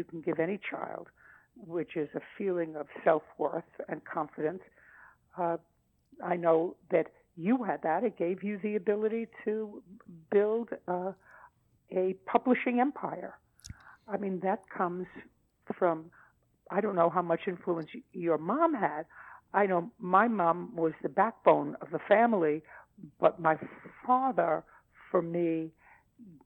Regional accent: New York City, New York, United States; now in Los Angeles, United States; as kids growing up in Brooklyn

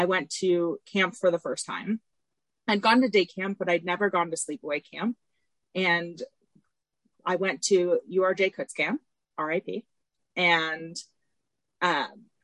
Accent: Tampa, Florida, United States; I'm from Tampa originally.

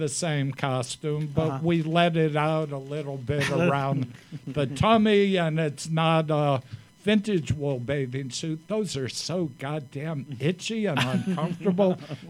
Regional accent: Bridgeport, Connecticut, United States; moved away as an adult; also born or lived in New York City; I didn't grow up in New York City. I'm a Bridgeport boy, Bridgeport, Connecticut.

